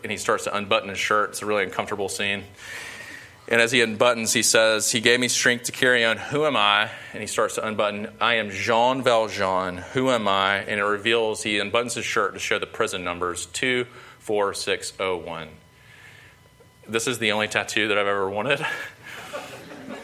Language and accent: English; Sumter, South Carolina, United States; I'm from Sumter, grew up in Sumter, South Carolina